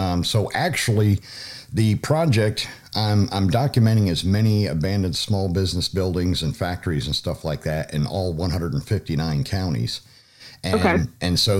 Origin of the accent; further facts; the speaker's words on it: Troy, Pennsylvania, United States; moved away as an adult; also born or lived in Fort Benning, Georgia; Yeah, I grew up in Troy, and after high school, I went in the Army.